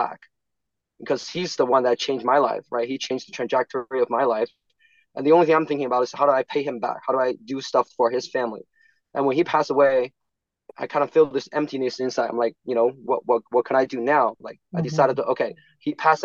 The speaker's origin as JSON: {"language": "English", "country": "China", "tie": "born or raised there", "moved": "as an adult", "lives_now": "United States", "said": "I was born in China. I came over when I was 26. So yeah, I came here for graduate school. Before that, I was in China."}